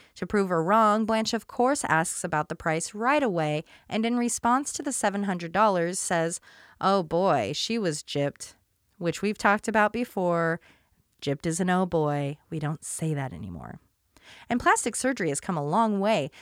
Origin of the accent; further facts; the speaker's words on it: Portland, United States; I grew up in Portland